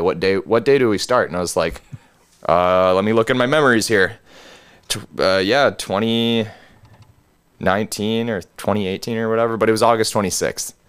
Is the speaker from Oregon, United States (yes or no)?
yes; Gresham, Oregon, United States; going back up north to Gresham, to my hometown